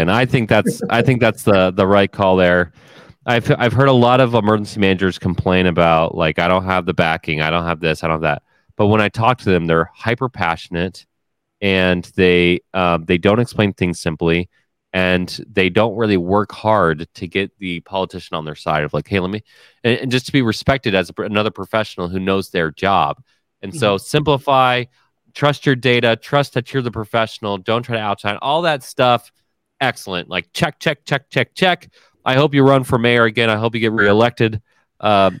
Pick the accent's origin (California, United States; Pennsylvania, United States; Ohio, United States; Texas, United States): Ohio, United States; I grew up in Ohio, so I'm a big Ohio State fan